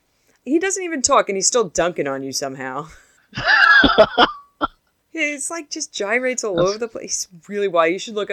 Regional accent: New York, United States; I'm specifically from New York

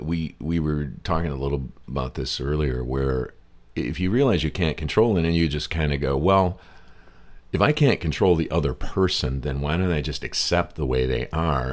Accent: Michigan, United States; You know, I was raised in Michigan

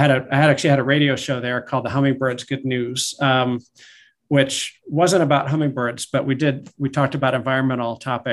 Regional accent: Delaware, United States; moved away as an adult; now in Seattle area, United States; My wife grew up in the area. I grew up in Delaware. And so we moved out here as a family 2014.

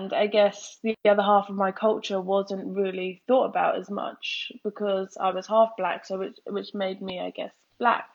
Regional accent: Worthing, South East England, United Kingdom; I'm from Worthing, which is a predominantly white town. So growing up, I always felt different.

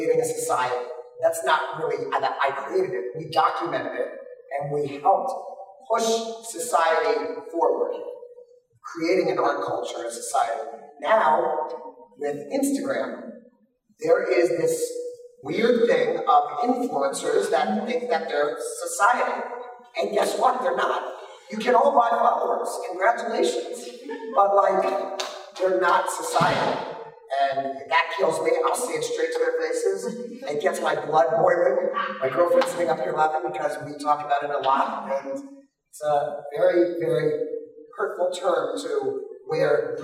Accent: Pinecrest, Florida, United States; I grew up in Pinecrest

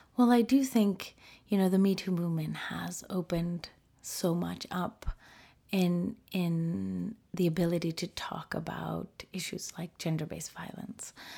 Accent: United States; first language Spanish; English is a second language; being born and raised in the United States

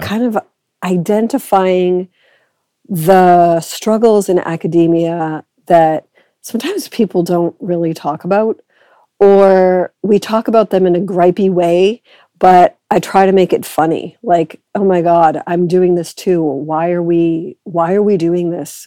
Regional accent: Boston, Massachusetts, United States; moved away as an adult; also born or lived in Edinburgh, Scotland / Cambridge, England; now in Canada; I am originally from Boston, which means that I'm kind of American

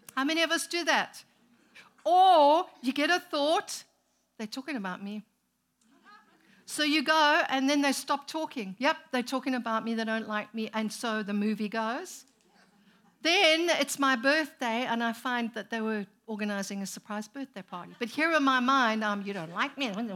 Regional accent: Zimbabwe; moved away as an adult; also born or lived in South Africa; now in United States; we were born and raised in Zimbabwe, planted a church there, moved to South Africa, planted a church, came here

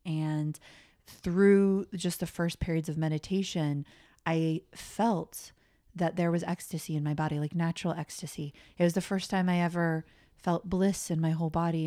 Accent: Colorado, United States; I grew up in Colorado, normal American family

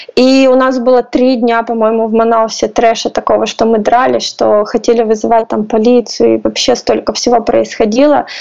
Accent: Russia; also born or lived in Poland; now in Kyiv, Ukraine; Я из России

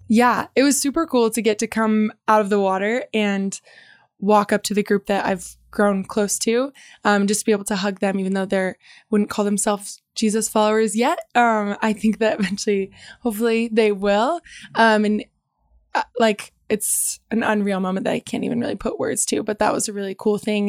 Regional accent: Bend, Oregon, United States; I was born and raised in Bend

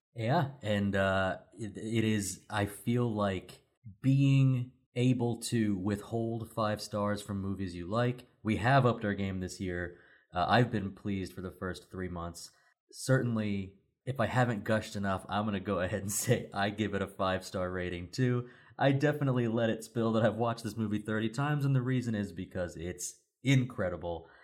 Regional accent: Sevierville, Tennessee, United States; I'm from Sevierville, Tennessee

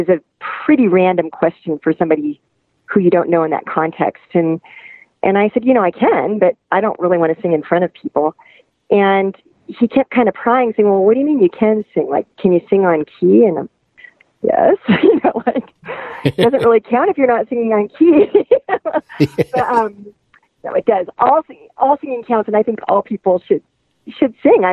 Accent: western Nebraska, United States; now in Lafayette, Colorado, United States; I'm from western Nebraska, in a kind of rural area

